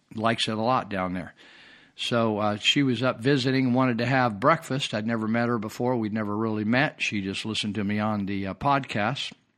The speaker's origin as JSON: {"language": "English", "country": "United States", "said": "As American"}